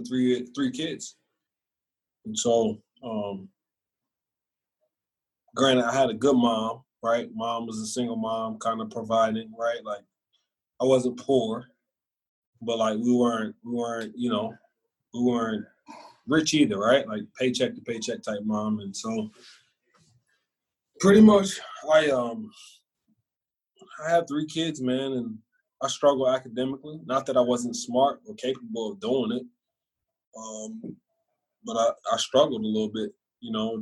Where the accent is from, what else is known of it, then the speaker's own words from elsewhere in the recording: Philadelphia, Pennsylvania, United States; also born or lived in Scranton, Pennsylvania / Mesa; now in Texas, United States; I'm from Philly